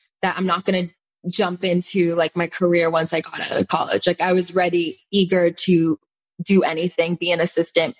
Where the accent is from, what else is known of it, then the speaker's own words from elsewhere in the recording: Cooper City, Florida, United States; also born or lived in Davie, Florida; I grew up in Cooper City, Florida, which is the town over